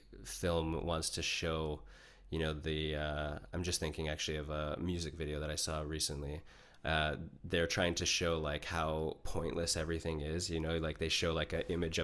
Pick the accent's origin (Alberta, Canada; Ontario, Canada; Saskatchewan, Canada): Ontario, Canada; Niagara Falls; I grew up about a 30-minute drive from the U.S. border in Niagara Falls, Ontario, Canada